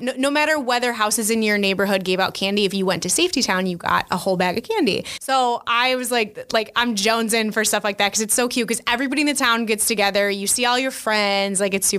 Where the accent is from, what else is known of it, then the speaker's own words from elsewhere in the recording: Romeoville, Illinois, United States; I grew up in Romeoville, which is right next to Bolingbrook.